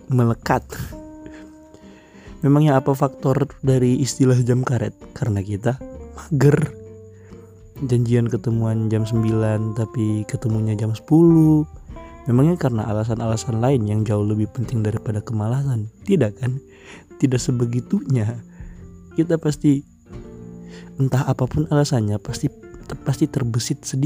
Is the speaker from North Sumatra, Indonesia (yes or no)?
no; Palu, Central Sulawesi, Indonesia; saya memang orang Palu dan saya bikin podcast ini itu tentang cerita ini itu